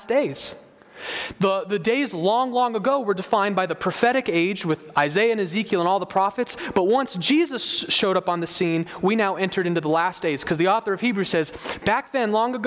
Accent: United States

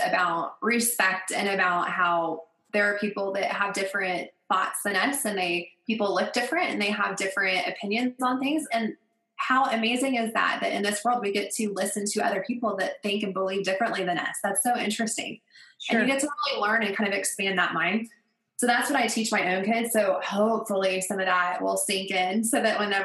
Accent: Colorado, United States; Geographically, I'm from Colorado

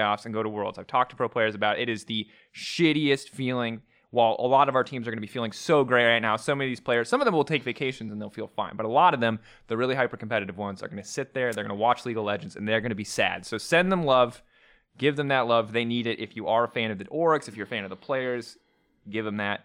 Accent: United States; growing up in America

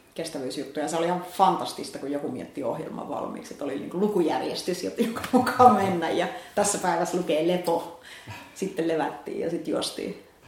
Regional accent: Finland; moved away as an adult; also born or lived in Helsinki; mä olin pitkään, maaseudulta kotoisin

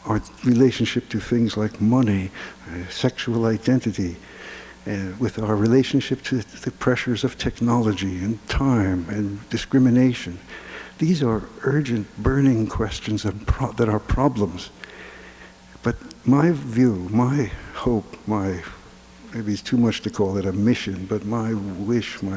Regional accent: Philadelphia, Pennsylvania, United States; I was brought up in Philadelphia

